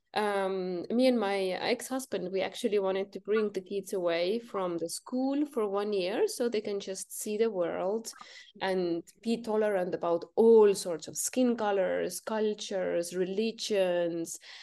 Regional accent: Estonia; I'm from North Europe, Estonia

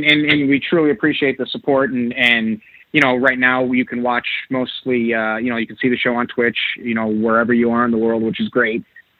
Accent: New York, United States; I'm a New Yorker

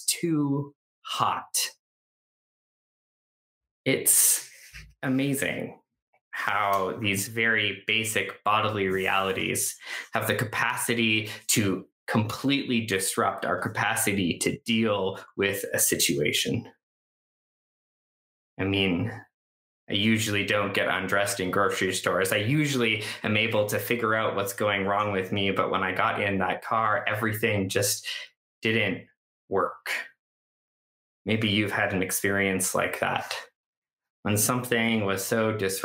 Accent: Canada; I grew up in Canada.

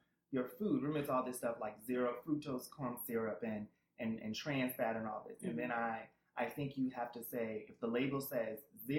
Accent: Alabama, United States; moved away; also born or lived in Boston, Massachusetts / Jersey City, New Jersey; And I am originally from Alabama.

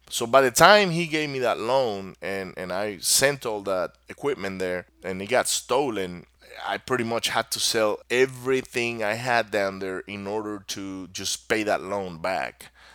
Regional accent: Maracaibo, Zulia, Venezuela; first language Spanish; English is a second language; moved away as an adult; also born or lived in Miami, Florida; my country, where I grew up in Venezuela

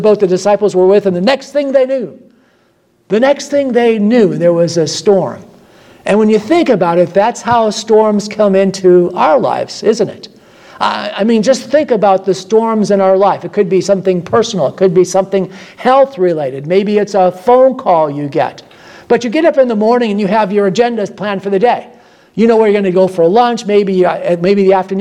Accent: Midwest, United States; now in Florida, United States; I come from the Midwest

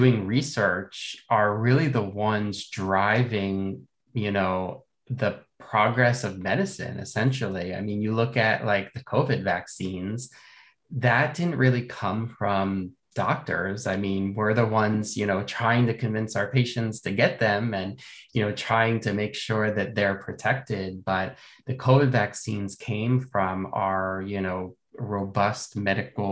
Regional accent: Philadelphia, Pennsylvania, United States; moved away as an adult; also born or lived in Boston; I am originally from the Philadelphia area, which is, you know, on the east coast of the U.S., not too far from New York City, about 2 hours south of New York. That's where I grew up

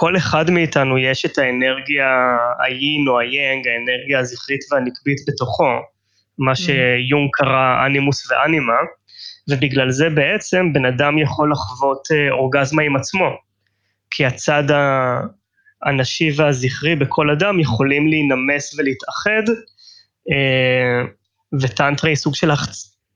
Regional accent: Tel Aviv, Tel Aviv District, Israel; אני תל אביבי במקור, ישראלי

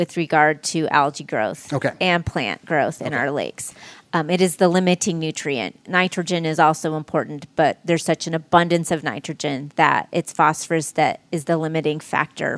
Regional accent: Leesburg, Indiana, United States; So I'm from here. I grew up in Leesburg.

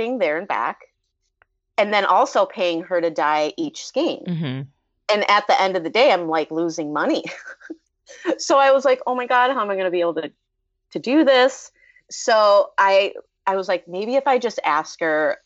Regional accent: Minnesota, United States; I'm from Minnesota.

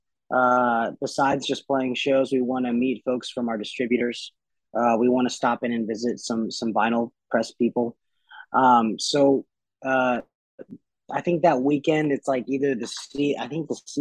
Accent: Nashville, Tennessee, United States; my hometown, Ryman, the Mother Church

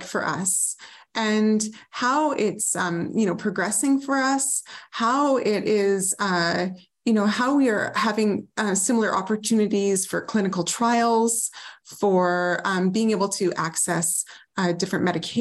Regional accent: Northern British Columbia, Canada; also born or lived in New Westminster; I grew up in Northern BC

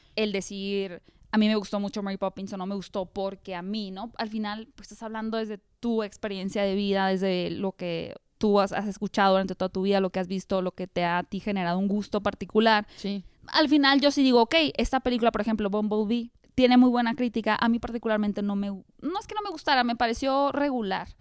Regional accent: Hermosillo, Sonora, Mexico; moved away as an adult; also born or lived in Mexico City; Yo soy de Hermosillo

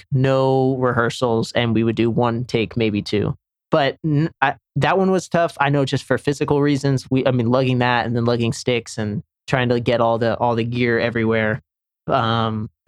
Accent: Senegal; moved away; also born or lived in Charlotte, North Carolina; where I grew up in Senegal, West Africa

